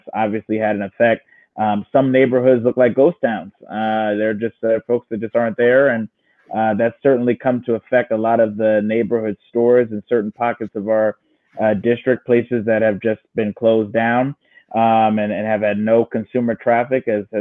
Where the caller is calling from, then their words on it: Philadelphia, Pennsylvania, United States; I'm actually calling from West Philly